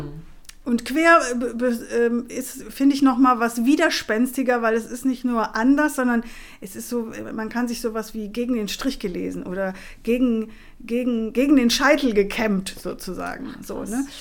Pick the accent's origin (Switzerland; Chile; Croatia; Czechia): Chile; now in Germany; da, wo ich herkomme, ich komme aus dem südamerikanischen Kontinent äh, und zwar aus Chile